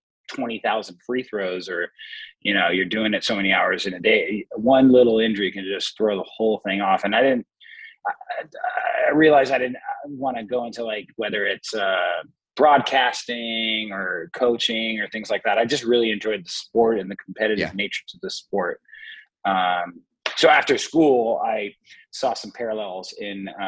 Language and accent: English; Los Angeles, California, United States; So I grew up in Los Angeles, California. More specifically, I grew up in Echo Park, Silver Lake kind of area